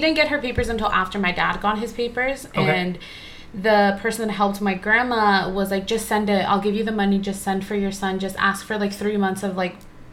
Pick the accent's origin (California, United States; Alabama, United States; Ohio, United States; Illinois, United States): California, United States; Agoura Hills; I grew up in Agora